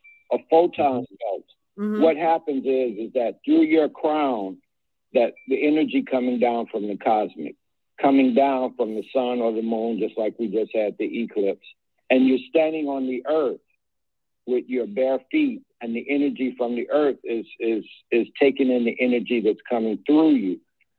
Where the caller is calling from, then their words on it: Eatonton, Georgia, United States; This is … in the Stolen Lion of the Muscogee Creek in Eatonton, Georgia.